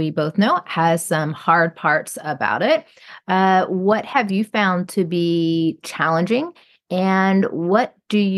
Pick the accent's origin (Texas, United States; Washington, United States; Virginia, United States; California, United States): Virginia, United States; Roanoke; now in Jacksonville, United States; a person who's from Roanoke and my parents are still there and I was born in Roanoke Memorial